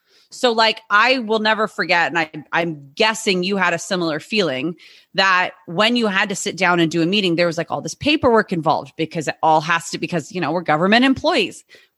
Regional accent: California, United States; I'm from California

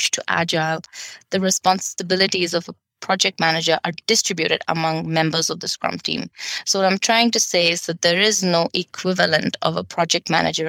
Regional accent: Bangalore, Karnataka, India; moved away as an adult; also born or lived in Denmark; half my time in India, in my hometown in Bangalore

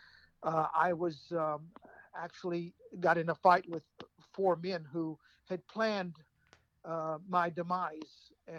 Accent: United States; I'm American born, of course. So I'm an American, but my parents are from Jerusalem

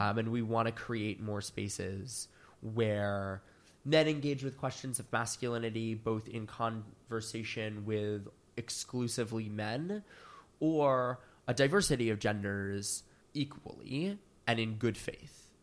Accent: Philadelphia, Pennsylvania, United States; moved away as an adult; now in New York, United States; I'm from Philadelphia, Pennsylvania

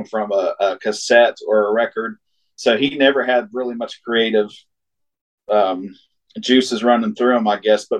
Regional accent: Wheelersburg, Ohio, United States; also born or lived in Portsmouth, Ohio; I'm from technically from Wheelersburg, Ohio, but born in Portsmouth and raised in Wheelersburg, just about 8 miles away

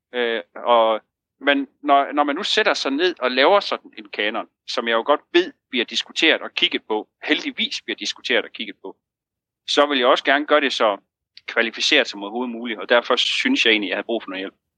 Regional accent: Jutland, Denmark; nu er vi to jyder

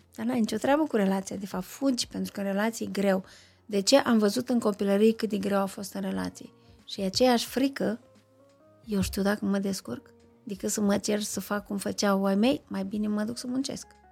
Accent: Moldova, Moldavia, Romania; sunt un moldovean care nu bea vin

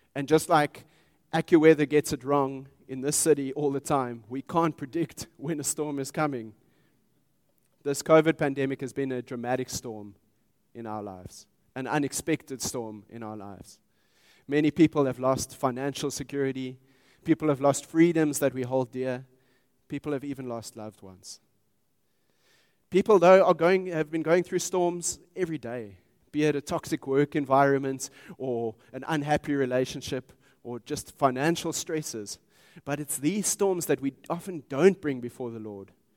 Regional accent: Pretoria, Gauteng, South Africa; I grew up in Pretoria

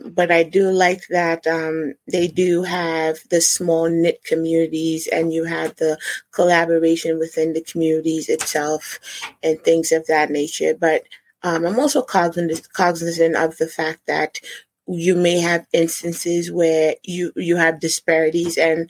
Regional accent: New Jersey, United States; born there; now in Rhode Island, United States; No, I wasn't born in Rhode Island. I was born in New Jersey.

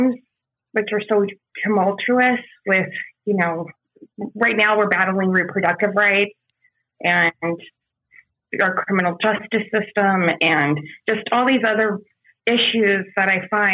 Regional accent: San Diego, California, United States; I'm from San Diego

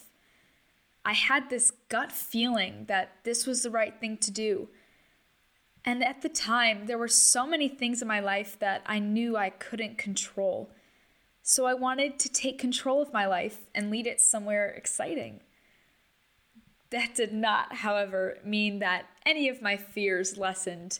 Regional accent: Chicago, Illinois, United States; moved away as an adult; also born or lived in Switzerland; I'm from Chicago

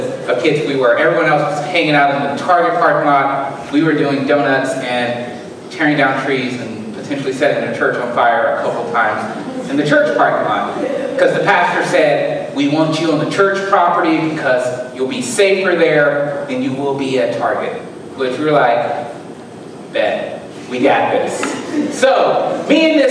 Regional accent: Alabama, United States; now in Southern Illinois, United States; We hunt in Alabama

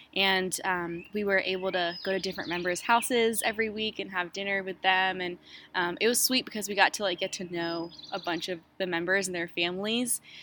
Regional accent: Fort Mill, South Carolina, United States; also born or lived in Queens, New York / Egypt (family origin); I was born in New York, in Queens, New York, and I moved to Fort Mill, South Carolina when I was seven, and I've been there ever since.

